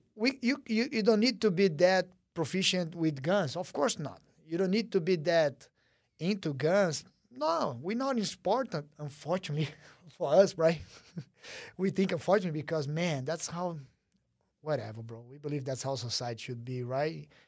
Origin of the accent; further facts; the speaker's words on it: Brazil; moved away; growing up in Brazil